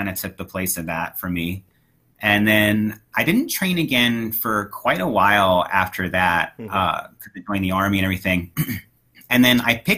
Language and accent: English; United States; also born or lived in St. Louis